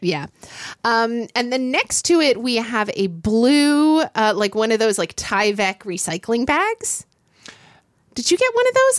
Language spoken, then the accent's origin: English; Oklahoma City, Oklahoma, United States; I grew up in Oklahoma City